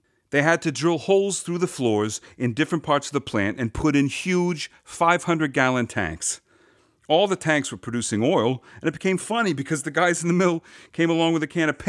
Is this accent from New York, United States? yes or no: yes; Yonkers, New York, United States; I was born and raised in Yonkers, near the wharf along the river. The riverfront was my playground.